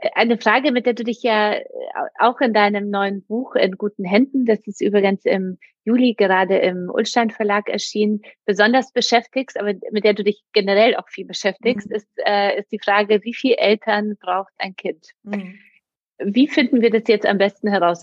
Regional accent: Poland; now in Germany; ich komme ja aus Polen. Ähm, mhm. Ich bin sozusagen mit einer Mutter aufgewachsen, auch die alleinerziehend war, aber es war auch in Polen damals

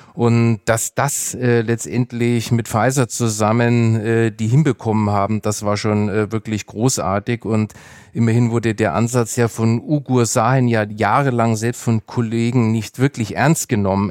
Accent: Germany; sind wir Deutsche

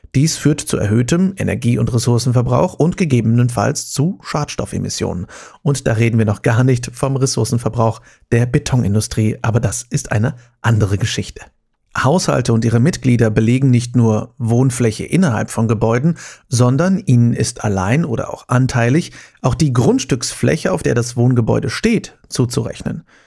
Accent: Germany; bei uns in Deutschland

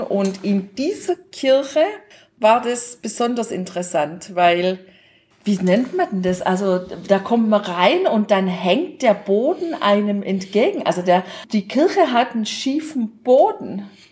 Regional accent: Germany; bei uns in Deutschland

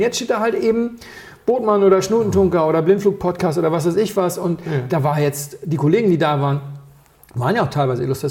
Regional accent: Berlin, Germany; ich bin, ich komm, bin aus Berlin

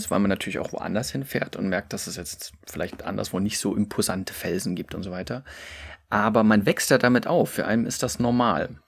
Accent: Saxony, Germany; also die sächsische Schweiz, wo ich herkomme, das Elbsandsteingebirge wirklich fast ohnegleichen in, in Deutschland und Mitteleuropa ist.

